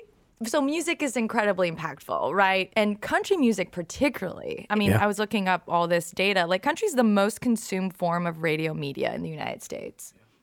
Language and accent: English; Canada; I don't. I'm Canadian. We don't have it there.